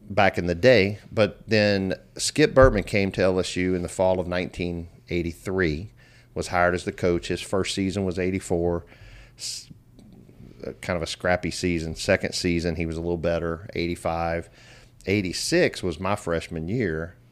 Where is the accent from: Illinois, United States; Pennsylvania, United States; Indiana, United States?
Indiana, United States; Elizabeth; born or raised there; also born or lived in Louisville, Kentucky; now in Baton Rouge, United States